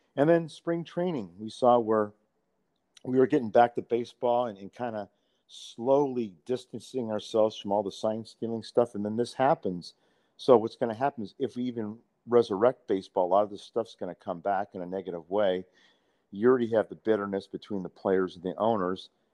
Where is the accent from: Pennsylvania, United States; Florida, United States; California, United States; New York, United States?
California, United States; Bay Area; I grew up in the Bay Area